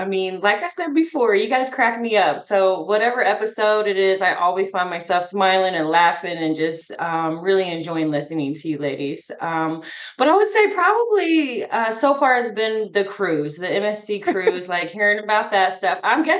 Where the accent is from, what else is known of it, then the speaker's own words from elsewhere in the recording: Midwest, United States; also born or lived in Bargersville, Indiana; Well, I am from the Midwest. I reside in Indiana, a little town called Bargersville, which is south of the big city, Indianapolis. I live in a little country kind of area.